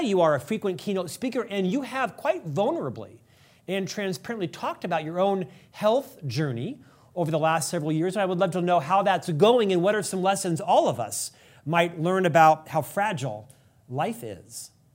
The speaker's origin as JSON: {"language": "English", "town": "Orlando", "region": "Florida", "country": "United States", "tie": "born or raised there", "said": "my hometown in Central Florida. Orlando"}